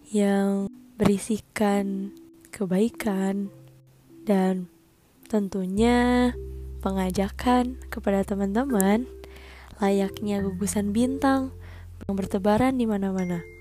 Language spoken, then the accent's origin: Indonesian; Cimahi, West Java, Indonesia; born there; Kemudian aku dilahirkan di Cimahi nih, Jawa Barat